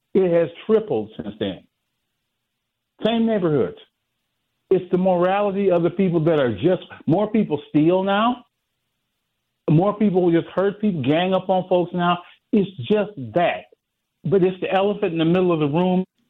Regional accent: the South, United States; now in Milwaukee, United States; I'm from the South and I moved up here

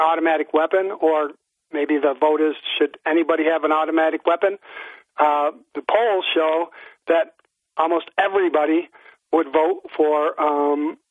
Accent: Hillcrest, New York, United States; town of Fenton offices where we grew up in Hillcrest

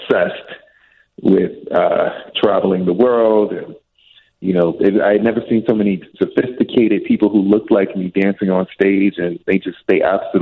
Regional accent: Chicago, Illinois, United States; moved away; I'm a boy from the South Side of Chicago

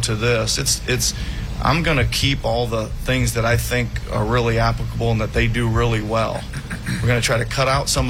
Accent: Iowa, United States; moved away; I was coaching the Iowa Energy at the time in the old D League, now the G League, as my home state

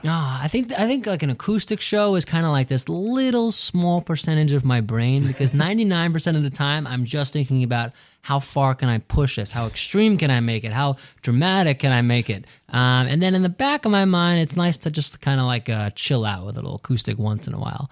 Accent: New York City, New York, United States; driving around, uh, Queens and Long Island with my dad growing up in New York

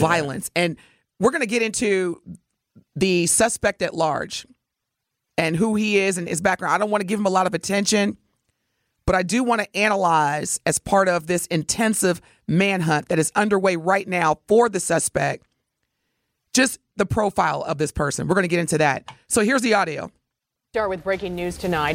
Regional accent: Indiana, United States; now in Milwaukee, United States; my home state, Hoosier Nation.

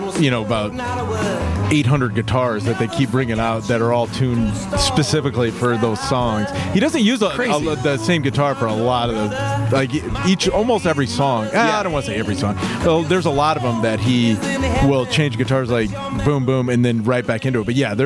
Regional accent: Des Moines, Iowa, United States; now in Chicago, United States; Des Moines.

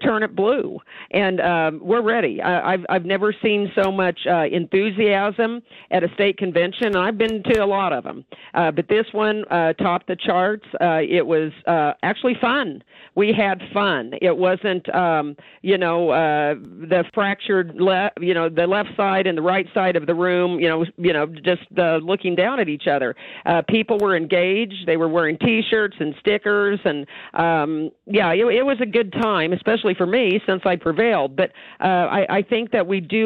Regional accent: Midwest, United States; now in Idaho, United States; I was raised in the Midwest

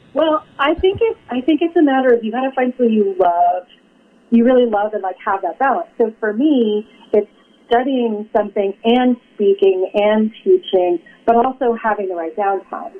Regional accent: Portland, Oregon, United States; moved away as an adult; I grew up in Portland, Oregon

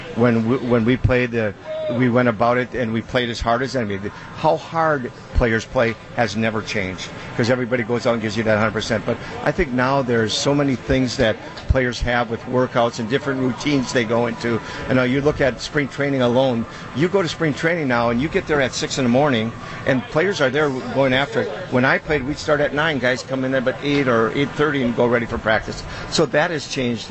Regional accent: Wisconsin, United States; born and raised in Wisconsin

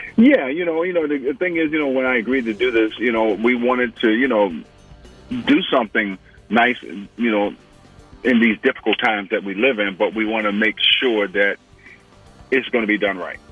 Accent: Atlanta, Georgia, United States; also born or lived in France; I was born in Sorbonne, France, but Atlanta is where I'm from.

